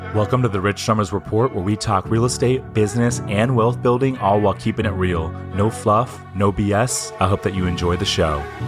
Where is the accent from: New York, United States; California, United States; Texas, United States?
California, United States; San Clemente; I'm from San Clemente